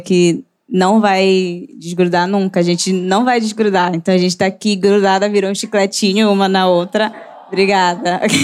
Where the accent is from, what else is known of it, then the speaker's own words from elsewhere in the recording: Santarém, Pará, Brazil; sou de Santarém, Pará, a terra do chão